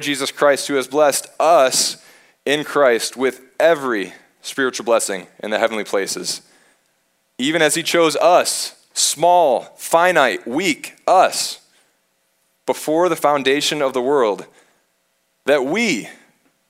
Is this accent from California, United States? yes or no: no; Michigan, United States; I'm from Michigan.